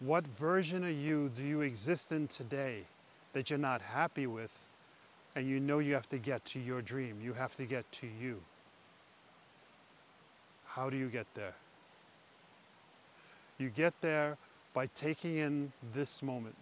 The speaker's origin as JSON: {"language": "English", "town": "New York City", "region": "New York", "country": "United States", "tie": "born or raised there", "moved": "as an adult", "lives_now": "Norway", "said": "growing up in New York City"}